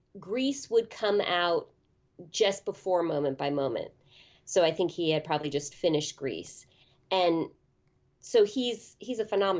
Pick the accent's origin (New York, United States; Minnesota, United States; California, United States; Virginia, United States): California, United States; Berkeley; I grew up in Berkeley, California in the 70s and 80s, and there were so many movie theaters there in a very small city of about maybe 120,000.